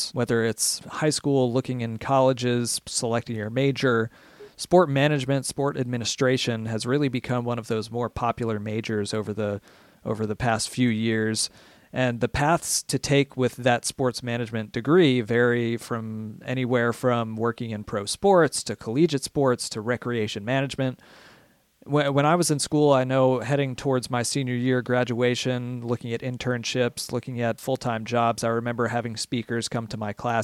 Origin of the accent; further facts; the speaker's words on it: Philadelphia, Pennsylvania, United States; moved away as an adult; I'm from Philadelphia originally